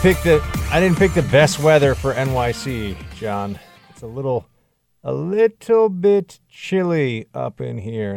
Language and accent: English; New York City, New York, United States; I was born and raised in New York City, in Manhattan.